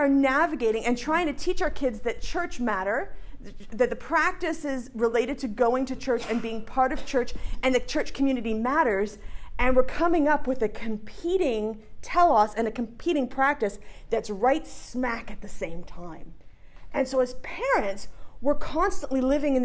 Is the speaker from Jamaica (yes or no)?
no; Canada; moved away as an adult; also born or lived in Saskatchewan; now in Clemson, United States; me being a Canadian